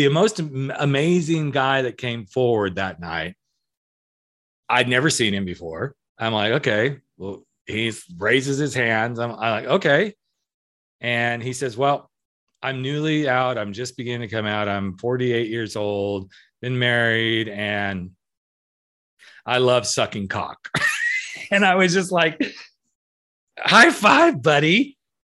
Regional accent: Central California, United States; I'm from Central California

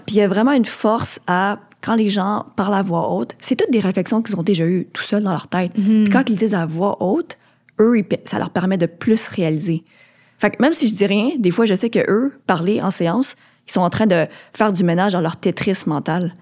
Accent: Quebec, Canada; je suis née au Québec, mais je suis quand même immigrante de deuxième génération

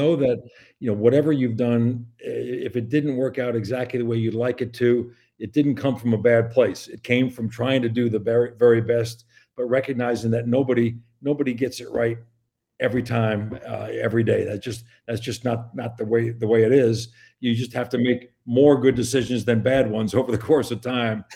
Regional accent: Long Island, New York, United States; also born or lived in Midwest; now in West Lafayette, United States; I grew up on Long Island, surrounded by water.

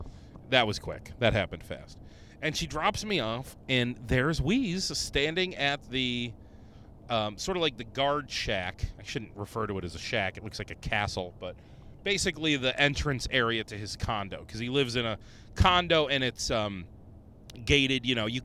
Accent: Rochester, New York, United States; I go, oh, you know what? I'm from Rochester. There's always a shooting in the area.

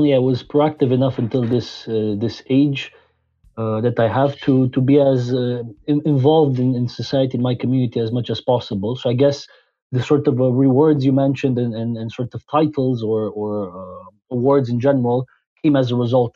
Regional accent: Transylvania, Romania; moved away as an adult; also born or lived in Scotland / France / Belgium; I was born in Transylvania, Romania, where I spent the first 19 years of my life

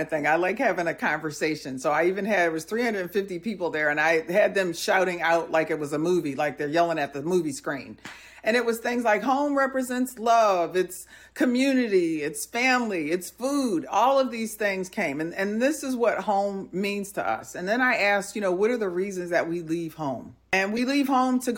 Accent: New Jersey, United States; also born or lived in Milwaukee; When they asked me where did I grow up, I would tell them I grew up in in New Jersey and then Milwaukee.

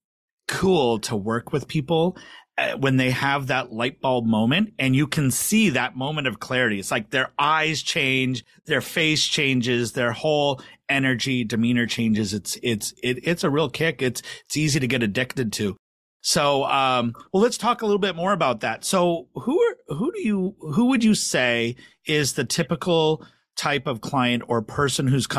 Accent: Canada; as a Canadian

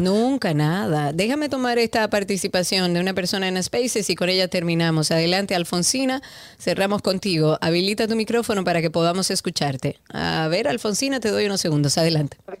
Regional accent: Dominican Republic; Todos somos dominicanos

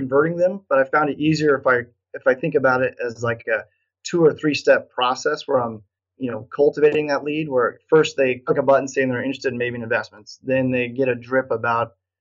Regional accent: Nebraska, United States; I'm from Nebraska, so that's how you say it in Nebraska, niching.

